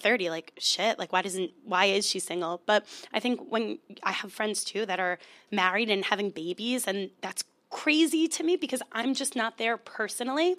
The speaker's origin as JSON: {"language": "English", "area": "Long Island", "region": "New York", "country": "United States", "said": "I'm from Long Island."}